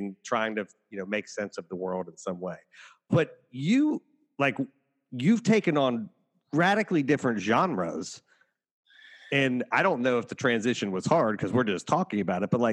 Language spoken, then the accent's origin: English; Cincinnati, Ohio, United States; also born or lived in Appalachia; I grew up in Cincinnati where like WLW had audio plays when I was growing up.